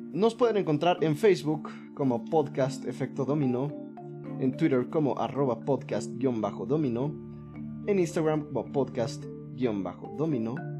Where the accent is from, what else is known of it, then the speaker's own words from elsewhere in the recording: Mexico; nosotros somos, somos el pueblo mexicano.